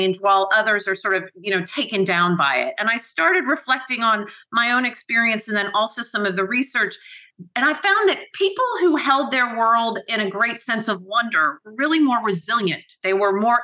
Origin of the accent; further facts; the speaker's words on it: Atlanta, Georgia, United States; moved away as an adult; also born or lived in Cape Cod / Belfast / Nice; now in London, United Kingdom; I was born and raised in Atlanta